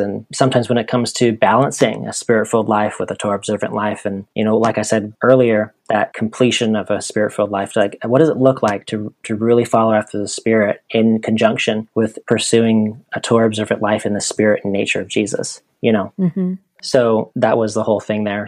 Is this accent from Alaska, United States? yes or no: yes; Chugiak, Alaska, United States; now in Myrtle Beach, United States; I grew up in a little town called Chugiak, 30 minutes north of Anchorage